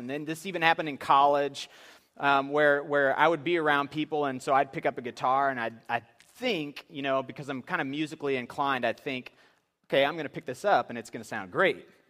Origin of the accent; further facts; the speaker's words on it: Saint Clair, Missouri, United States; we grew up in Saint Clair, Missouri, which is just outside of Saint Louis